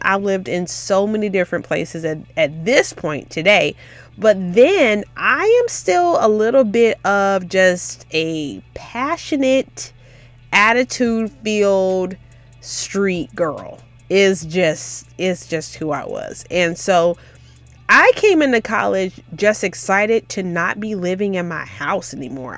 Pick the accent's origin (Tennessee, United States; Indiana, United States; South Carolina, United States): Tennessee, United States; Memphis; I'm from Memphis, which is just thirty, forty minutes away, so we would go to my grandma's house